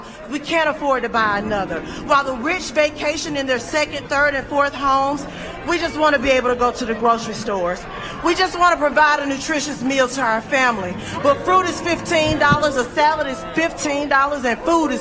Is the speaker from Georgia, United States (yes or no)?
yes; Georgia, United States; I'm from Georgia